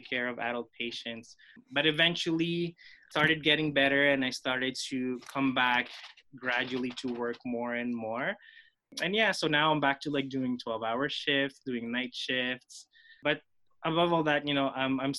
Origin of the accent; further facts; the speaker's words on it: Philippines; first language Filipino; English is a second language; now in Montreal, Canada; when I grew up in the Philippines, I was just, you know, I'm a Filipino in the Philippines, surrounded by Tagalog-speaking people